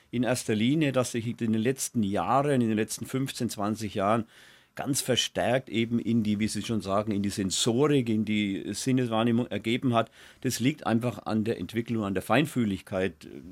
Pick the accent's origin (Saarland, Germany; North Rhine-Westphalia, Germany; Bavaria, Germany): Bavaria, Germany; Mainstockheim; mein Stockheim, wo ich herkomme, mein Stockheim war das Büttnerdorf ähm, in Franken